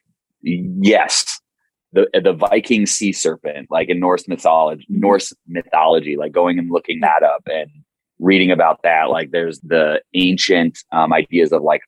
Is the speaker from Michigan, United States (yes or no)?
yes; Michigan, United States; moved away; so I'm from Michigan originally